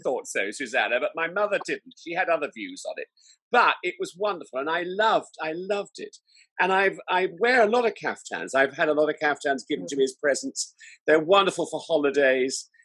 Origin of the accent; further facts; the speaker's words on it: Salisbury, South West England, United Kingdom; I was brought up in Salisbury in Wiltshire